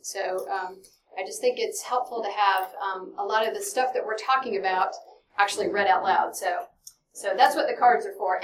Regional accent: Dallas, Texas, United States; I'm from Dallas, Texas

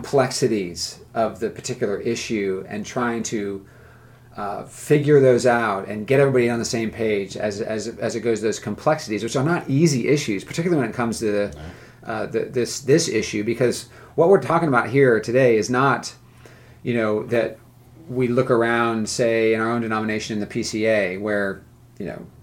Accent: California, United States; now in the South, United States; I grew up in California

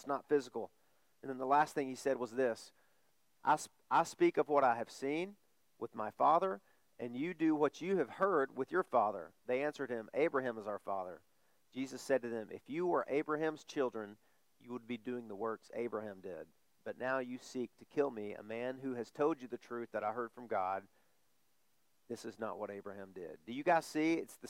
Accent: the Bible Belt, United States; born there; I was born in the Bible Belt. I know the Bible stories.

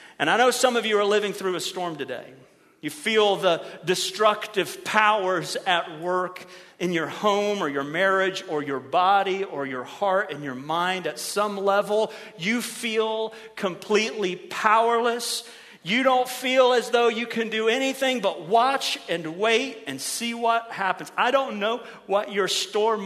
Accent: Ohio, United States; moved away as an adult; now in Merritt Island, United States; It was a great welcome to Florida for some kids who'd been born and raised in Ohio

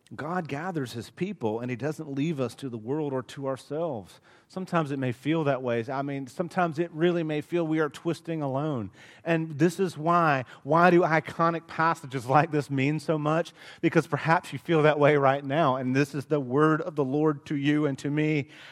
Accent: Dothan, Alabama, United States; growing up in Dothan, Alabama

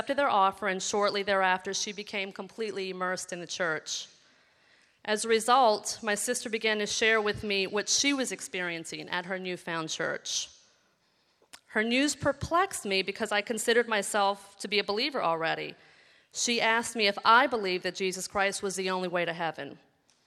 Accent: New Orleans, Louisiana, United States; I grew up in New Orleans, where I was raised in an average middle-class

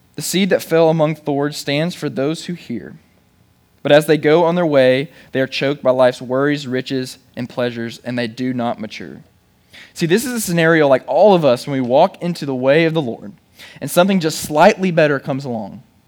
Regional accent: Chattanooga, Tennessee, United States; I'm from Chattanooga

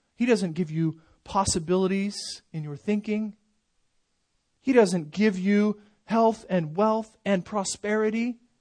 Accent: United States; American Christians

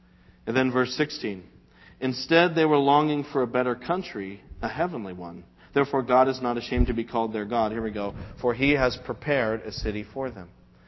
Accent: Quincy, Massachusetts, United States; I live in Weymouth. Oh, is that where you're from? Oh, no. I'm from Quincy, you know.

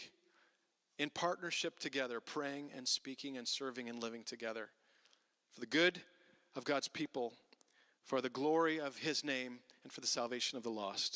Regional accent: Ottawa, Ontario, Canada; I grew up in Ottawa, and there was churches all around, and I was in high school

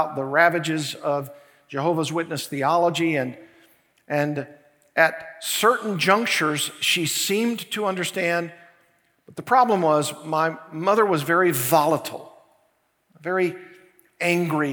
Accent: Arkansas, United States; now in Thousand Oaks, United States; Arkansas, my home state

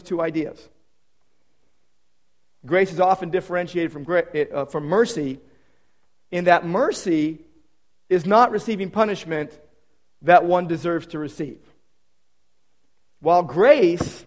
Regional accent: Downey, California, United States; Downey Savings and Loan from my hometown. My first bank account was from the original Downey Savings on Florence Avenue

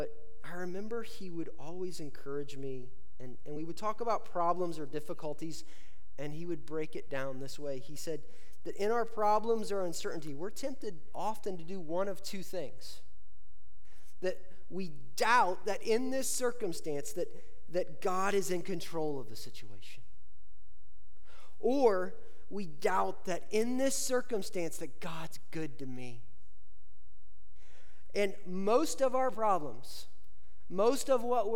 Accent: Indiana, United States; growing up in Indiana

